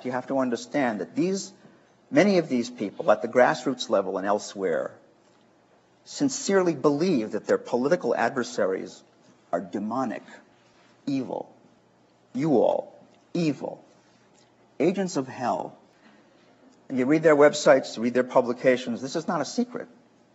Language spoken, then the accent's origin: English; Chicago, Illinois, United States; I'm from Chicago